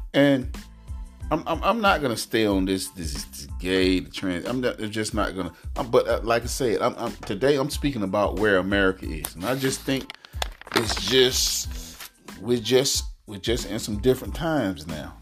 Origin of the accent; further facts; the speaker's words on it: United States; I'm African American